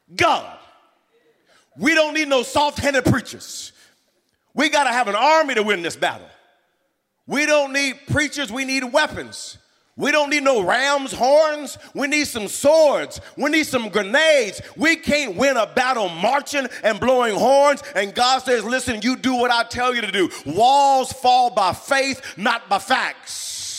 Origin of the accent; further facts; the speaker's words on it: Wewoka, Oklahoma, United States; I grew up in Little Wewoka, and we would come to the city about once a month